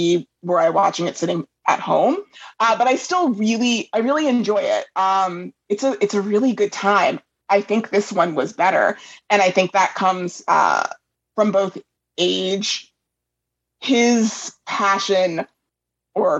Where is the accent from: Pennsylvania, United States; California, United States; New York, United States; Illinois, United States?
New York, United States; now in Los Angeles, United States; I'm originally from New York and now I'm out here